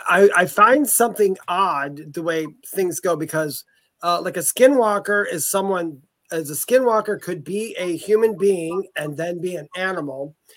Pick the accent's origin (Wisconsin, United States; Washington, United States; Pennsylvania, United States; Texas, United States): Wisconsin, United States; I'm also from Wisconsin.